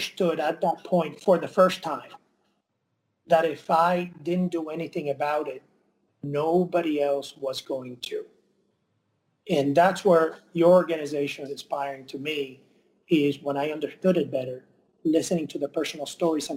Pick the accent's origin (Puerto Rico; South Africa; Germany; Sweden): Puerto Rico; Mayagüez; moved away; I grew up in Mayagüez